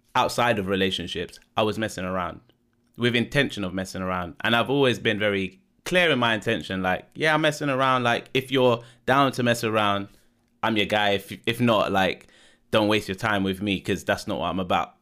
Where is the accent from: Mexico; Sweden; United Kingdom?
United Kingdom; London; born and bred in London